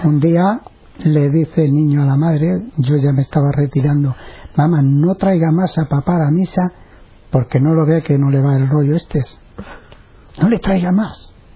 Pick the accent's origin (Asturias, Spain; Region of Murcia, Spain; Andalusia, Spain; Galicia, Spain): Andalusia, Spain; Medina-Sidonia; moved away; Medina Sidonia, provincia de Cádiz